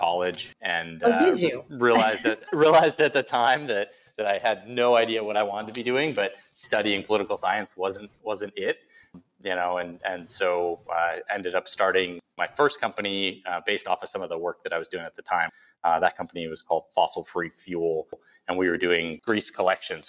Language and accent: English; outside of Buffalo, New York, United States; I grew up outside of Buffalo, New York